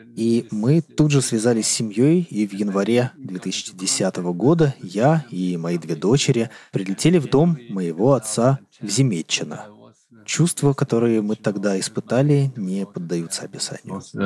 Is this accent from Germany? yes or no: yes; Northern Germany, Germany; Russian is a second language; Я родился в 1945 году в маленькой деревне, вырос на ферме